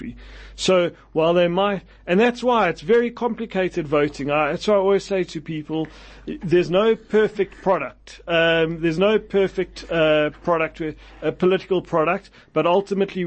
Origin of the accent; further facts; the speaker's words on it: South Africa; in South Africa we still speak about the four race groups